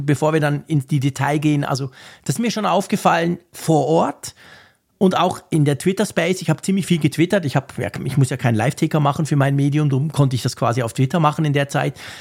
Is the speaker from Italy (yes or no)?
no; Switzerland; wir in der Schweiz